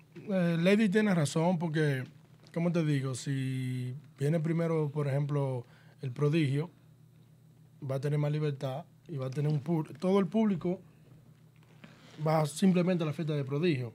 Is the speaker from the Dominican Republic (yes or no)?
yes; Mao, Valverde, Dominican Republic; soy de Mao Valverde, una, una tierra, un pueblo bien tipiquero